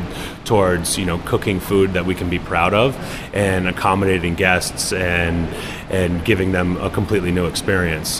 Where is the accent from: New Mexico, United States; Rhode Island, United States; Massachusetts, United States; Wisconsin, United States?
Rhode Island, United States; Bristol; moved away as an adult; also born or lived in New York; I'm from Bristol. I'm born on Narragansett Bay